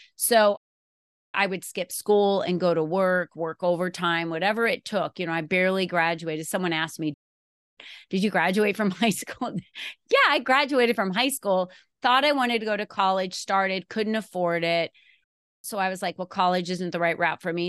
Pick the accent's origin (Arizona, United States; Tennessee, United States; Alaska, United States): Arizona, United States; also born or lived in New Jersey; I grew up in New Jersey when I was a child, and then my family moved me to Arizona in nineteen seventy-six, and then I finished going to school, and Arizona became my home